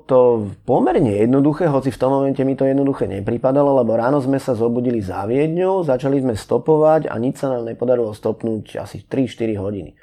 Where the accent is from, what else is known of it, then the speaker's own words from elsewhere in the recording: Bratislava, Bratislava Region, Slovakia; pochádzam z Bratislavy